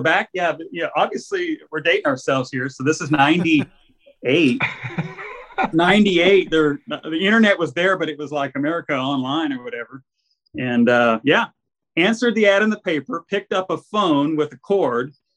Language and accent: English; Arlington, Texas, United States; moved away as an adult; now in San Antonio, United States; I grew up in Arlington, Texas, and I was always a gearhead up there